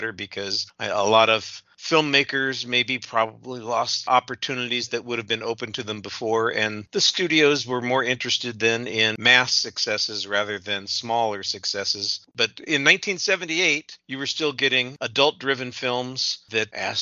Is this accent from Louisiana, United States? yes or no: no; Southern California, United States; moved away as an adult; now in Texas, United States; I relocated from Southern California, where I'd lived for my whole life, to Texas